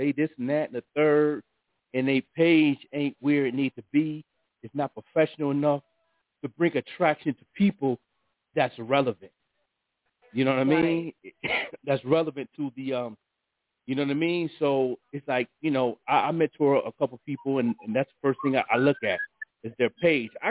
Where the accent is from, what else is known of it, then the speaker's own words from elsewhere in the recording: Buffalo, New York, United States; artists in Buffalo in my hometown